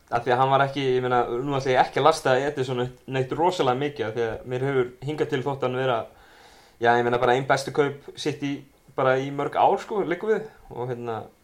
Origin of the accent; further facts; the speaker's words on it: Keflavík, Southern Peninsula, Iceland; ég var nú úr Keflavík, eða er úr Keflavík